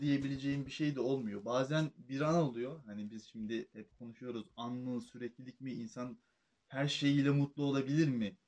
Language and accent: Turkish; Trabzon, Turkey